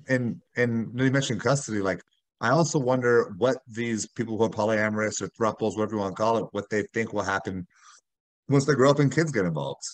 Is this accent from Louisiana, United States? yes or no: no; Miami, Florida, United States; moved away as an adult; also born or lived in Chicago; I'm from South Florida and Miami